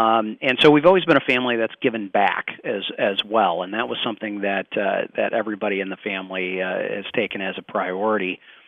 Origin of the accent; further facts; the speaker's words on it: Zeeland, Michigan, United States; So, I grew up in the Zeeland Holland area.